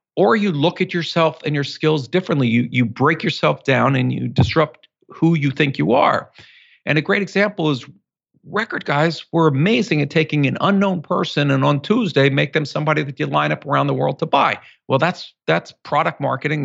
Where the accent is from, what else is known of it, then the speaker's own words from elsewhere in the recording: Philadelphia, Pennsylvania, United States; growing up in Philadelphia, we're both from Philly